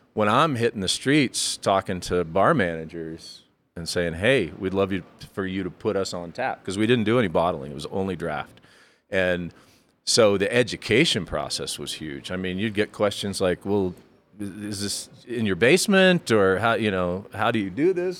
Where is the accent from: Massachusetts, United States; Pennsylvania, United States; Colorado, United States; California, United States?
Colorado, United States; Fort Collins; also born or lived in Florida; now in Colorado Springs, United States; I grew up in Fort Collins